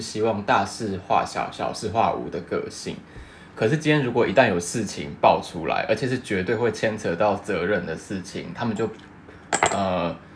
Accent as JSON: {"language": "Chinese", "country": "Taiwan", "moved": "as an adult", "lives_now": "Japan", "said": "身为台湾人"}